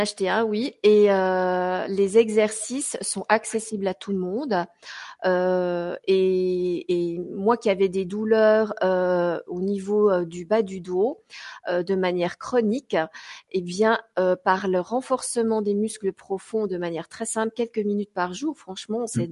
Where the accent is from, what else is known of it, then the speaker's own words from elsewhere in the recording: Switzerland; je suis suissesse